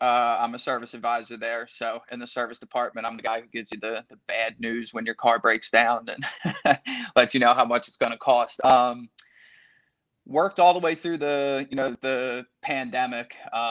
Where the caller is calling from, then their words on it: Wilmington, Delaware, United States; I'm from Wilmington, Delaware.